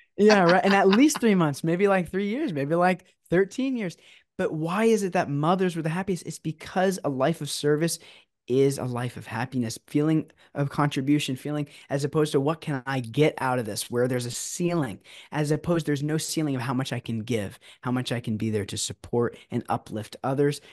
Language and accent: English; San Diego, California, United States; now in Orange County, United States; I'm actually originally from San Diego